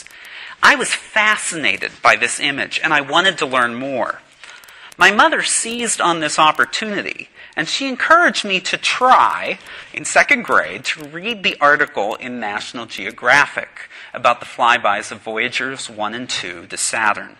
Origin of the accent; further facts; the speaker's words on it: Pittsburgh, Pennsylvania, United States; now in Knoxville, United States; I'm from the Holy City, the New Jerusalem, Pittsburgh, Pennsylvania